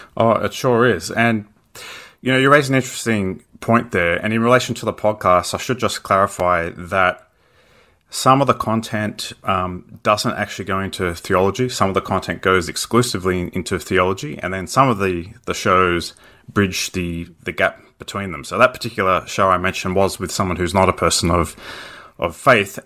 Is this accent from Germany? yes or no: no; Australia; as an Australian